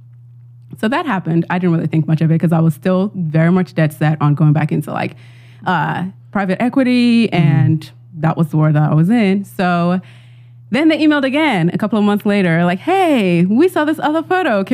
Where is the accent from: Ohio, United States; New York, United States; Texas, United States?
New York, United States; I'm from New York